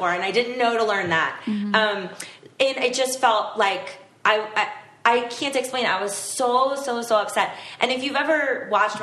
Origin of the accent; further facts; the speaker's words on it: Florida, United States; I grew up in Florida